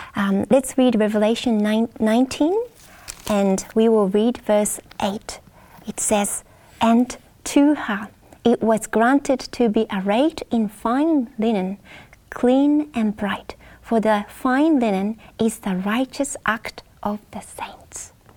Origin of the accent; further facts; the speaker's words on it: Japan; I'm from Japan